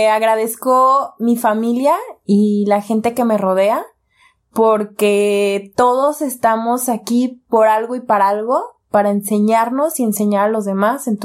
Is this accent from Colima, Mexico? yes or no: no; Zapopan, Jalisco, Mexico; Yo soy de Zapopan.